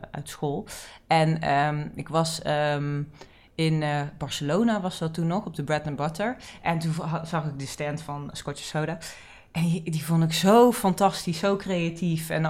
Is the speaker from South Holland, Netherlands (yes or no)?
no; Amsterdam, North Holland, Netherlands; born there; in Amsterdam. Dus ik denk dat het die, die, die mentaliteit en die normen en waarden van Amsterdam, die zijn er vanzelf ingekomen.